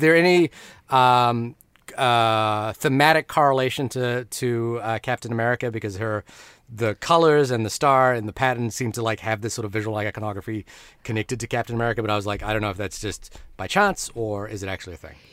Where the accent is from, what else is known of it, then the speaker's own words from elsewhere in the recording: Fiji; moved away; When I grew up in Fiji, I talk about, like, getting, having to get coconuts from the tree behind the house